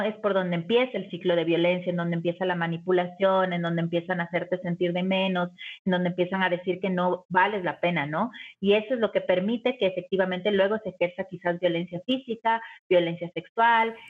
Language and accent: Spanish; Ecuador; en Ecuador, que es de donde yo vengo